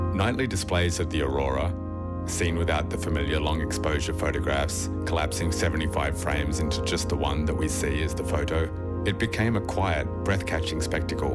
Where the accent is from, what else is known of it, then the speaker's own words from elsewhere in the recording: Australia; moved away as an adult; also born or lived in west of Ireland; now in Ireland; When I was about eight, growing up in Australia in the early 80s